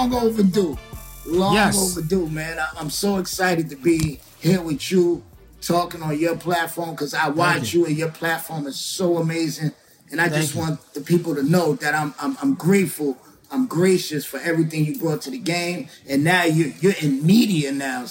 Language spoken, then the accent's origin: English; New York City, New York, United States; I'm from Queensbridge